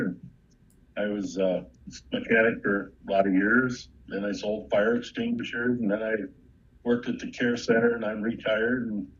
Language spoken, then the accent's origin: English; Willow Lake, South Dakota, United States; moved away as an adult; also born or lived in Denver; now in Arlington, United States; I grew up in Willow Lake, if anybody knows where that is. It's a small town, smaller than Arlington.